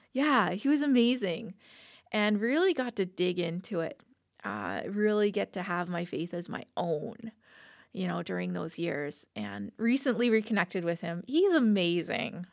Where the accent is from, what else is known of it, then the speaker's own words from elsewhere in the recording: Lethbridge, Alberta, Canada; also born or lived in Slave Lake; born and raised in Lethbridge